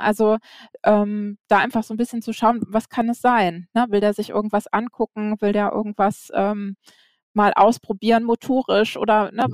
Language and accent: German; Flensburg, Schleswig-Holstein, Germany; Ich bin ähm, in Flensburg geboren